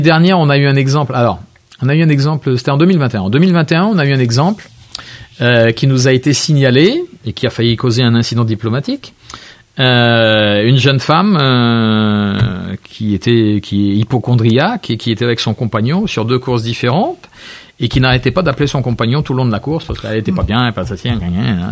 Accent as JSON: {"language": "French", "country": "Réunion", "said": "je suis réunionnais"}